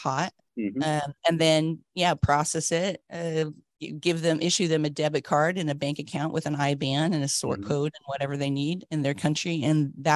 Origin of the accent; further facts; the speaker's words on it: United States; moved away as an adult; also born or lived in south of France; now in London, United Kingdom; I was born in America, went to school and university there, and moved to Europe around 30 years ago